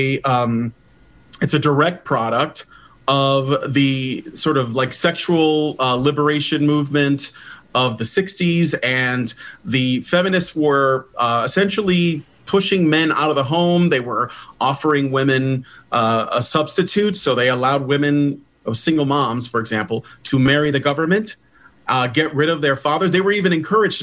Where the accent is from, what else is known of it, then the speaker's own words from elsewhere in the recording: Chicago, Illinois, United States; I grew up in Chicago in a very, very tough part of the city